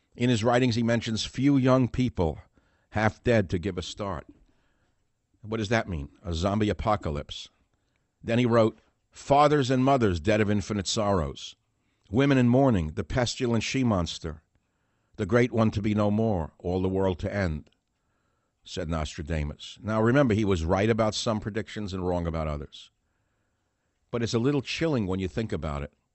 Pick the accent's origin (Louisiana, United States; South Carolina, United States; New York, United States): New York, United States; New York City; moved away; also born or lived in Manhattan, Lower East Side; I was born in Manha-, in Manhattan, Second Avenue, Seventeenth Street, whatever that hospital is. Grew up in the Bronx, was raised in the Bronx in Manhattan, Lower East Side